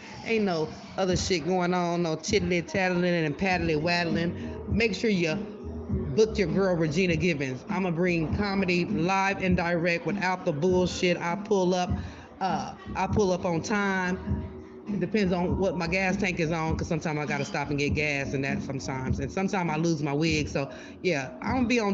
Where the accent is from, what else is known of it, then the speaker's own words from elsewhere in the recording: Texas, United States; now in Sacramento, United States; I'm originally from Texas. I'm a country girl